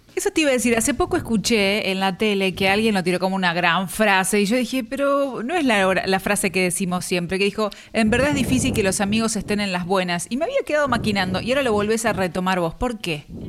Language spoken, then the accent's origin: Spanish; Chivilcoy, Buenos Aires Province, Argentina; moved away as an adult; Tengo amistades de primaria, de primer grado, segundo grado que todavía mantengo, que están allá en, mi ciudad donde nací, en Chivilcoy